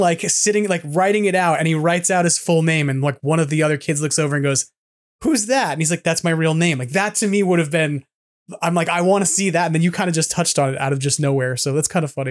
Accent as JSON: {"language": "English", "town": "New York City", "region": "New York", "country": "United States", "said": "as a New Yorker"}